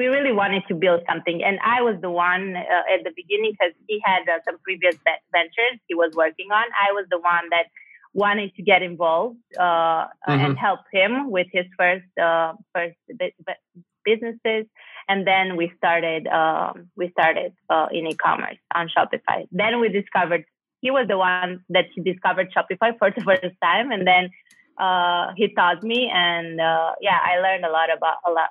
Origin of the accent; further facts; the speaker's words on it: Cluj-Napoca, Cluj County, Romania; moved away; I'm from Cluj-Napoca originally